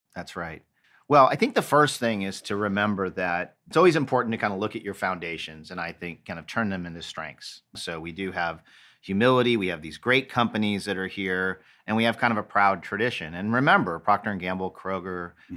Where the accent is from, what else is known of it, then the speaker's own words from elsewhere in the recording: Los Angeles, California, United States; now in Cincinnati, United States; my hometown of Los Angeles